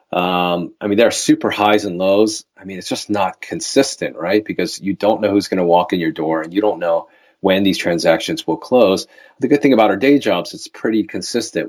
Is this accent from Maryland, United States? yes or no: yes; Baltimore, Maryland, United States; moved away as an adult; now in Los Angeles, United States; I'm originally from Baltimore, Maryland, or Balmer, as we call it